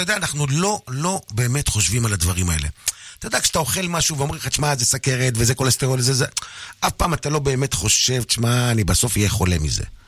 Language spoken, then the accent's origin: Hebrew; Kiryat Shmona, Northern District, Israel; המזרחים בילדות בקריית שמונה